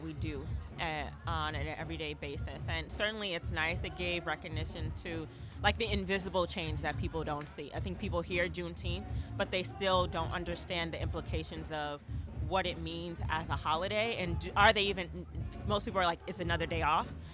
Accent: New York City, New York, United States; moved away as an adult; now in Oakland, United States; So I grew up in Harlem

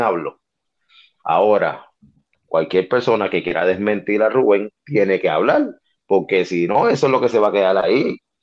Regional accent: Carolina, Puerto Rico; soy de Carolina

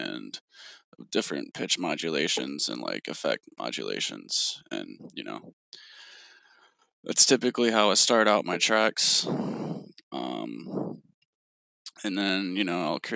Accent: Knoxville, Tennessee, United States; moved away as an adult; now in Atlanta, United States; I'm originally actually from Knoxville, Tennessee.

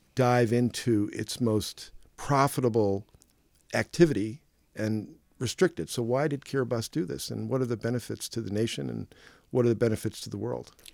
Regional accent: United States; I'm from the United States

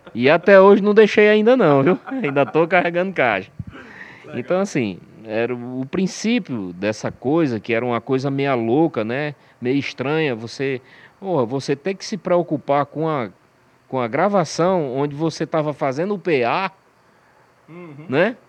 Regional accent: Aracati, Ceará, Brazil; Na época a gente era do interior de Aracati

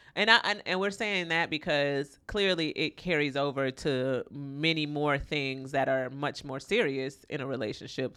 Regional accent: Florida, United States; I'm from Florida

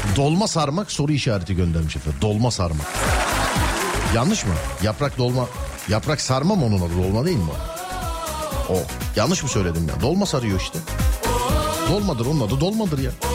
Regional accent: Istanbul, Turkey; ben de bir İstanbullu olarak

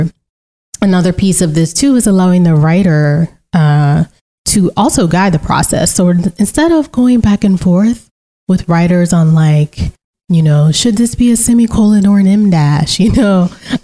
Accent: Central Virginia, United States; accent: Southeastern U.S. English, Central Virginia African-American English (AAVE); first language African-American English; also born or lived in Central North Carolina / Central France; I speak Southeastern U.S. English, and I know that's a broad term, specifically Central Virginia, I guess now Central North Carolina, African-American English

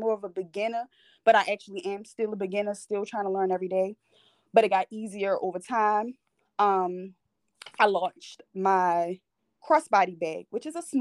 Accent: Baltimore, Maryland, United States; I'm 24 and I am from Baltimore, Maryland. So I'm pretty young. Born and raised here. Been here my whole life

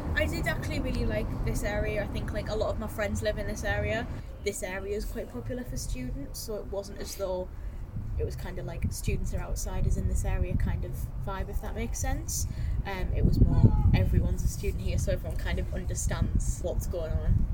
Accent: Hartlepool, North East England, United Kingdom; moved away as an adult; now in Newcastle, United Kingdom; I am originally from Hartlepool and I moved to Newcastle in 2017

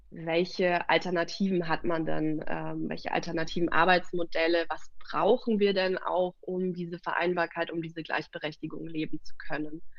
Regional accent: Munich, Bavaria, Germany; Also wir kommen ja aus der Stadt. Ähm, ich, wir

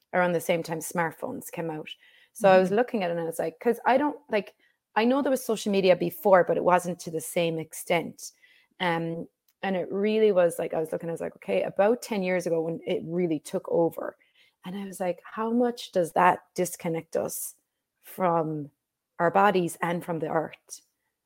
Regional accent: Ireland; growing up in Ireland, we would just be outside all day long

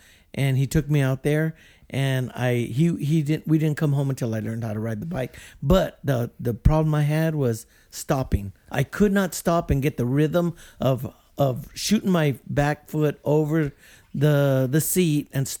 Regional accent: San Fernando, California, United States; I grew up in San Fernando

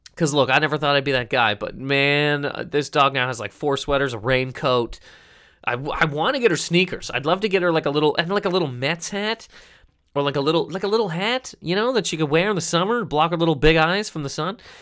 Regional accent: Halifax, Nova Scotia, Canada; I'm from Halifax, Nova Scotia, correct? In Canada

